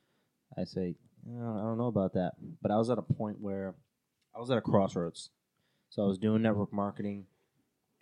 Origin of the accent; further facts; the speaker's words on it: Long Island, New York, United States; moved away as an adult; also born or lived in California; I wanted to be home. I wanted to be back in Long Island. Got a really, really big opportunity to work with Vivint, a really big one. And back in my home state, back in my hometown